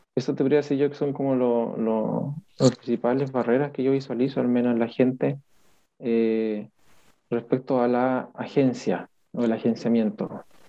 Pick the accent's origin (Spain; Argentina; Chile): Chile; somos los chilenos bien, bien pasivos